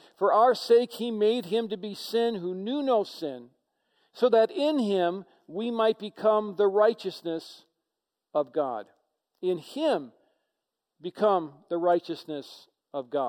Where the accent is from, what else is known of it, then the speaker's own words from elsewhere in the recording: United States; as Americans